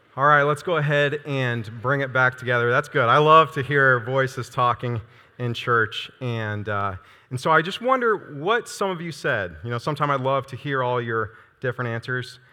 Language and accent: English; Iowa, United States; moved away as an adult; now in Nebraska, United States; I'm from Iowa